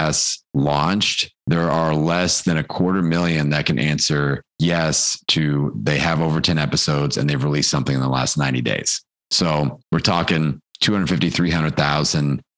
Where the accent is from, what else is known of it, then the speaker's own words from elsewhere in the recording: Midwest, United States; I'm from the Midwest